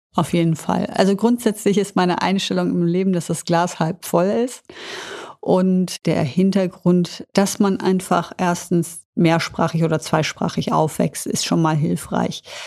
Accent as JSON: {"language": "German", "town": "Düsseldorf", "region": "North Rhine-Westphalia", "country": "Germany", "tie": "born or raised there", "said": "bin ich ein Düsseldorfer Mädchen und das hat mich natürlich auch sehr geprägt"}